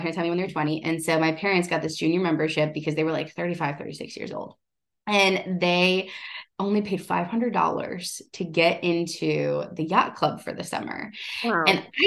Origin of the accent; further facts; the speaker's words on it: Ohio, United States; I come from Ohio